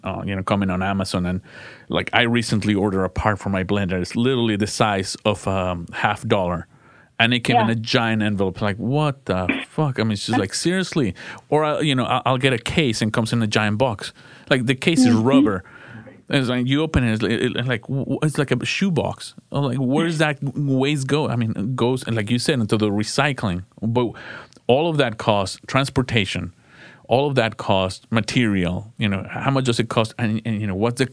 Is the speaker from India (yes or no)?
no; Mexico; moved away; I come from Mexico